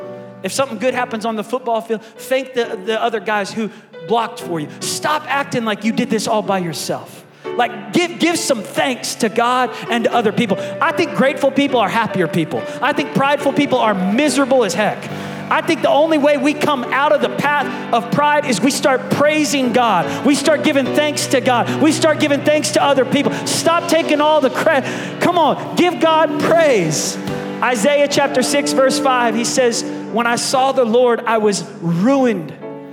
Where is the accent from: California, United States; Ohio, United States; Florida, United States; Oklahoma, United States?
Oklahoma, United States; We said, yeah, we're from Oklahoma.